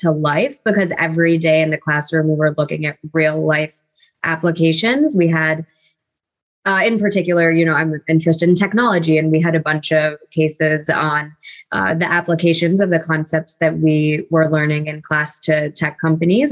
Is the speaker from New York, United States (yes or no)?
yes; Rochester, New York, United States; moved away as an adult; also born or lived in Virginia; now in Charlottesville, United States; I am originally from Rochester, New York. So born and raised there, spent 18 years of my life in the cold